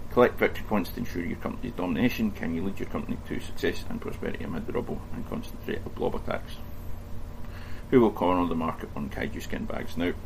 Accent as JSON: {"language": "English", "region": "Scotland", "country": "United Kingdom", "said": "I'm Scottish."}